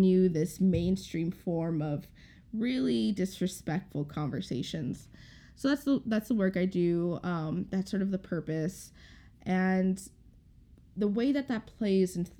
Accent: St. Paul, Minnesota, United States; I grew up here in Minnesota, specifically in St. Paul, in an immigrant neighborhood.

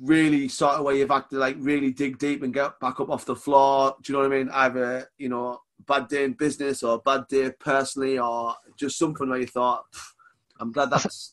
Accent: the north of England, United Kingdom; accent: northern; me being like northern as shit

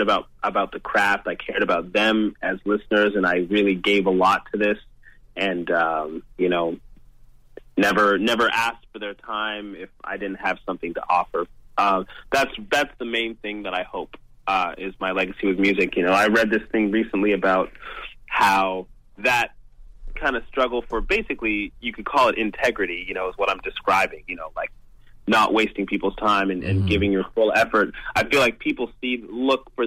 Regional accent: London, Ontario, Canada; London, Ontario, man. That's my hometown

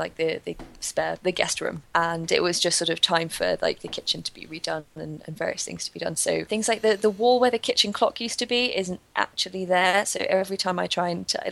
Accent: London, United Kingdom; I grew up in North London

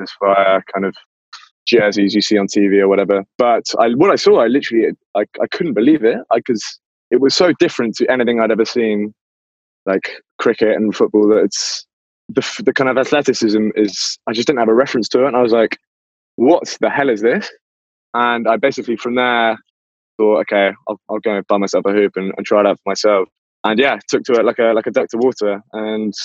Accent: England, United Kingdom; as an Englishman

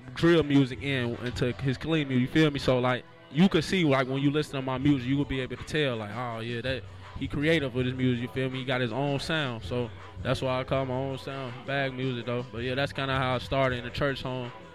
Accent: Chicago, Illinois, United States; My grandparents, both of them pastors, they still got their own church to this day right now called New Life Family Christian Center on 72nd and Emerald in Chicago. You feel me? I'm from Chicago

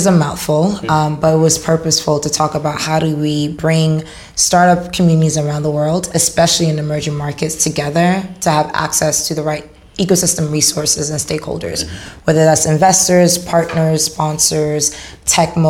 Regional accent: Haiti; moved away; also born or lived in Dubai; I grew up in Haiti as a street vendor

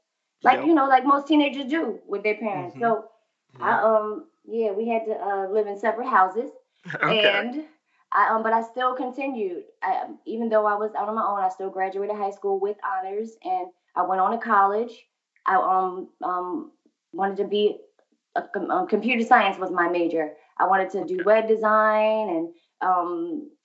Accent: Philadelphia, Pennsylvania, United States; Growing up in Philly

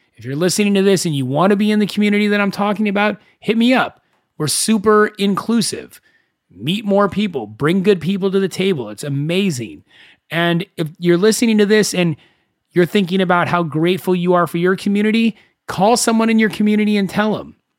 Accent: Thousand Oaks, California, United States; I grew up in Thousand Oaks

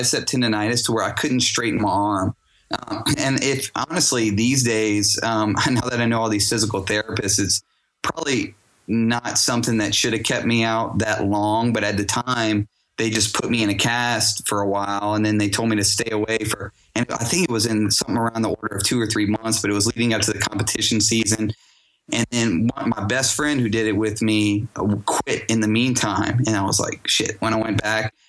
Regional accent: Louisiana, United States; also born or lived in Houston, Texas; I'm from born and raised in Louisiana

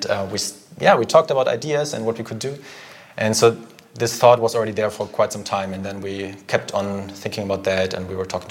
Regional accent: Germany; moved away as an adult; also born or lived in Philippines / Paris, France; now in Zurich, Switzerland; I'm from Germany originally

